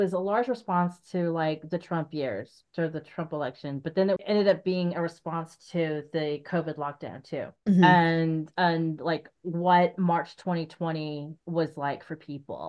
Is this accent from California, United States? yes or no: no; Arizona, United States; now in Portland, United States; I'm from Arizona